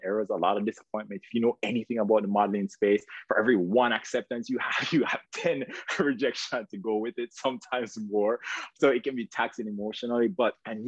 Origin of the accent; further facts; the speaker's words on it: Jamaica; moved away as an adult; now in United States; you might hear an accent. You're not mistaken. I am Jamaican. So where I came here to the United States, pursuing a dream